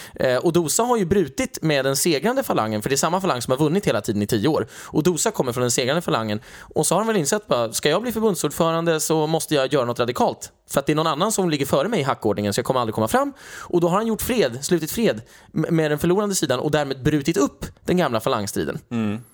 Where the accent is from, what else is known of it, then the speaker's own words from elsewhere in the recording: Sweden; Var är du från? Och då säger jag Sverige